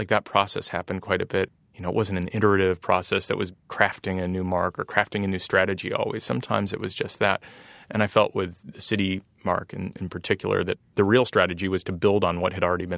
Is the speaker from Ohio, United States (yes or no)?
yes; Ohio, United States; accent: nasally Ohio; Part of it is probably just growing up in Ohio and having kind of a nasally accent